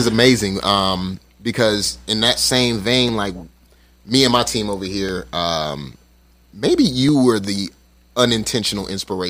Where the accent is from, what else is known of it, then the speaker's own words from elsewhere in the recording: Las Vegas, Nevada, United States; moved away; I was in the military for 6 years. And when I got out, I'm originally from Vegas.